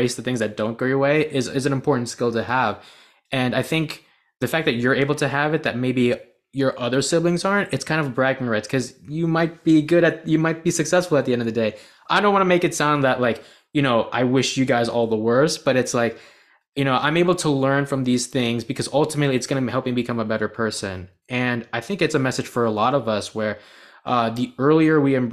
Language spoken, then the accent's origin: English; United States; I was born in the United States, but my parents were born in Bangladesh